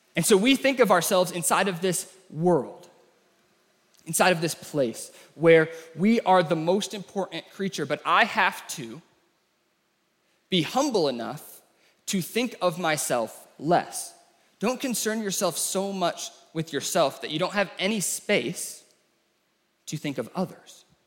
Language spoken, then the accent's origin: English; United States; the way that we talk as Americans